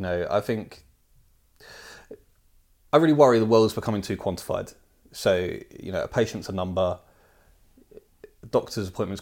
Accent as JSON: {"language": "English", "region": "East of England", "country": "United Kingdom", "tie": "born or raised there", "moved": "as an adult", "lives_now": "London, United Kingdom", "said": "I grew up in Hertfordshire, in a couple of towns and a couple of villages in Hertfordshire, and then I moved to London when I was about 19, maybe 20"}